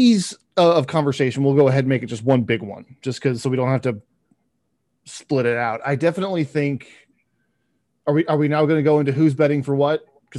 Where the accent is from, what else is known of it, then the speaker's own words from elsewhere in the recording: Texas, United States; I'm American and I'm Texan